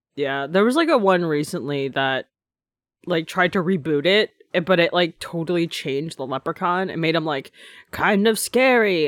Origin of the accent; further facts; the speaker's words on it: Canada; as a Canadian